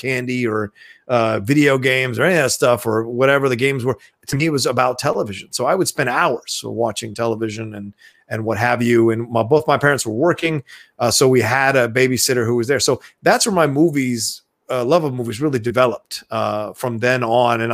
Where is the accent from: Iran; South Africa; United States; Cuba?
United States; Dale City, Virginia; also born or lived in Philadelphia, Pennsylvania; I was only there for like a year and then we moved, to Virginia/DC. And that's where I really call home is, Virginia, DC, even though I still feel like a city boy. I did grow up in the kind of a suburban, area.